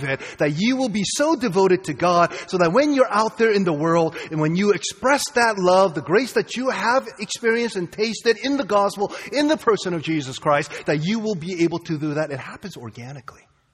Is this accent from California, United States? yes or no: no; Boston, Massachusetts, United States; I'm from Boston, okay? I'm from Boston